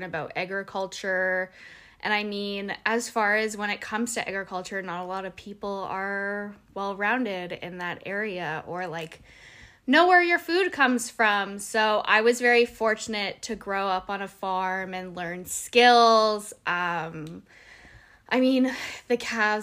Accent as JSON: {"language": "English", "town": "Mildmay", "region": "Ontario", "country": "Canada", "tie": "born or raised there", "said": "I was raised in Malmö. Well, it's pronounced Mild May, but I'm from there"}